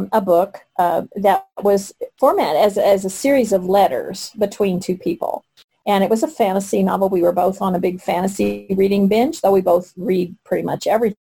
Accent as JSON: {"language": "English", "region": "Texas", "country": "United States", "tie": "born or raised there", "moved": "yes", "lives_now": "Colorado, United States", "said": "I grew up in Texas, and you know, and then we were in Colorado"}